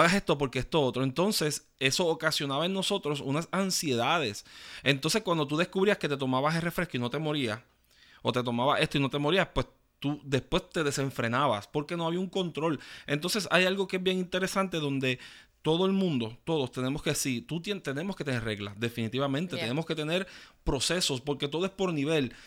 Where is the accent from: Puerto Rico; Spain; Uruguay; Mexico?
Puerto Rico; muchos que nacimos en Puerto Rico